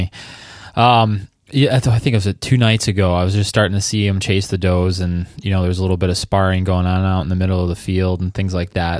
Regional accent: Southeast Michigan, United States; also born or lived in Traverse City, Michigan; I grew up around Southeast Michigan, kind of like just about 20 minutes away from Erie. And then I spent the last 5 years up in Traverse City, which is Northwest Michigan.

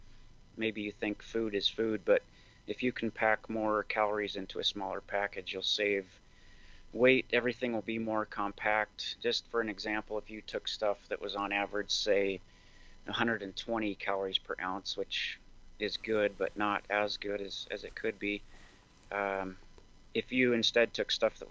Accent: Montana, United States; also born or lived in Seattle; So I grew up in Montana. I'm a fifth generation Montanan

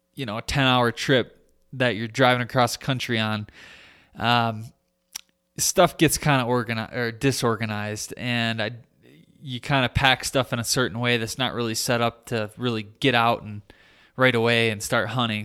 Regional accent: Michigan, United States; my home state of Michigan

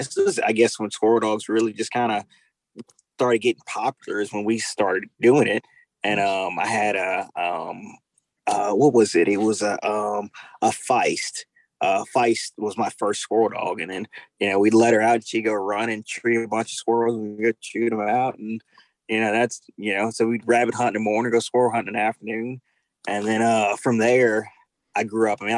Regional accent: Baton Rouge, Louisiana, United States; I grew up South Louisiana, Baton Rouge, Louisiana. Um, majority of my life, well, I spent most of my life in Baton Rouge, Louisiana um, grew up here hunting and fishing.

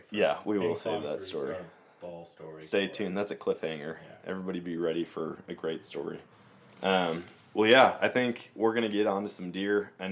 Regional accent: Wisconsin, United States; I came from Wisconsin.

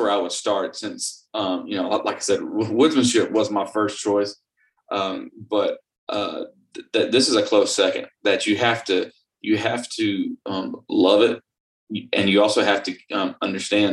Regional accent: Florida, United States; growing up in Florida

